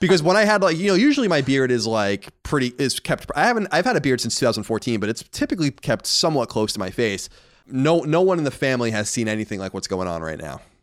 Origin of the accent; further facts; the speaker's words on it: Long Island, New York, United States; growing up on Long Island